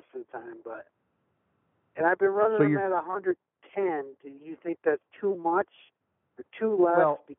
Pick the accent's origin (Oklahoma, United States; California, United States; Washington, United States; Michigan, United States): Michigan, United States